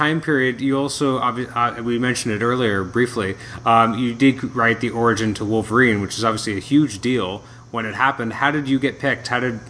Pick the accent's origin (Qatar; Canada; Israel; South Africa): Canada; I'm a Canadian myself.